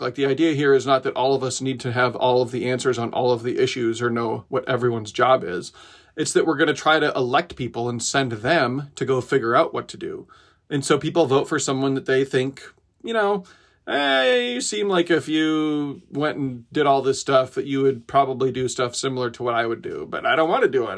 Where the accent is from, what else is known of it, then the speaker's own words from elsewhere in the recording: Decorah, Iowa, United States; spent two years getting a skate park built in my little hometown. Um, I'm from Decorah, Iowa